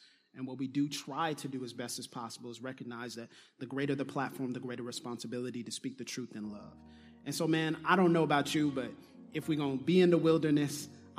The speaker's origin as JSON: {"language": "English", "town": "Pensacola", "region": "Florida", "country": "United States", "said": "I'm from Pensacola and that's home."}